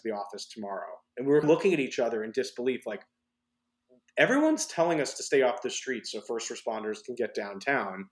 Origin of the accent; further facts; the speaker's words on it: New York City, New York, United States; being born and raised in New York City